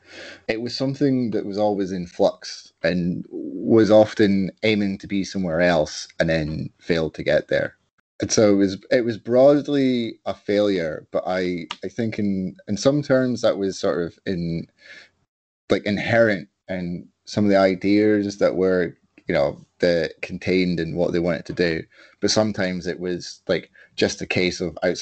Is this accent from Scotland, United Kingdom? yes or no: yes; Edinburgh, Scotland, United Kingdom; growing up in Edinburgh